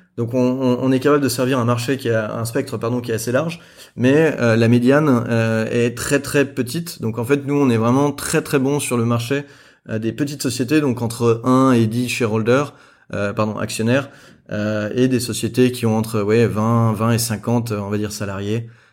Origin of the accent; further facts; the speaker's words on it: France; moved away as an adult; also born or lived in Beijing / Jakarta / Singapore; now in Hong Kong; je suis français